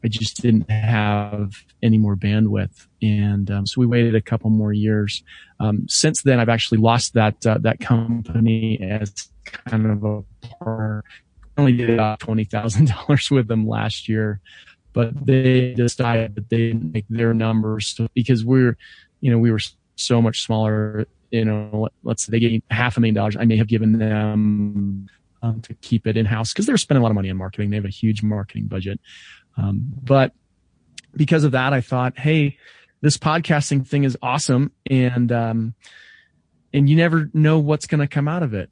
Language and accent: English; Denver, Colorado, United States